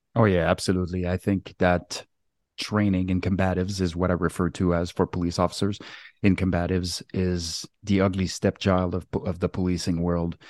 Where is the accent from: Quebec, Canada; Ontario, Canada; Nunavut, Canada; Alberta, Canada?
Quebec, Canada; moved away; also born or lived in West Coast, Canada; I was born and raised in Quebec on the East Coast